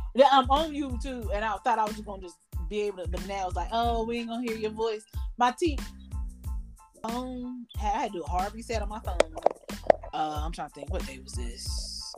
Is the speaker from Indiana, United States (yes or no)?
no; New York, United States; whenever I go to Mississippi, I'm from New York